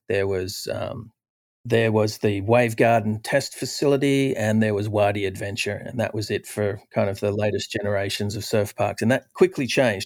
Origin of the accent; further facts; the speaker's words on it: Australia; when I was a youth growing up in Australia